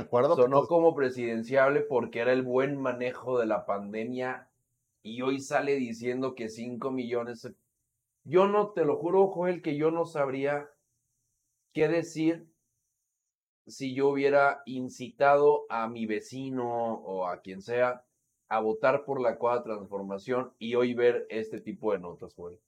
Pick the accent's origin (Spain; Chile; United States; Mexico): Mexico; como mexicanos